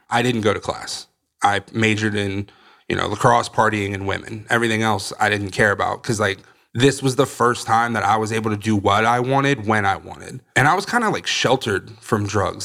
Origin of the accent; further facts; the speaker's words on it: Northern Virginia, United States; now in Florida, United States; I'm originally from Virginia, Northern Virginia, just outside D C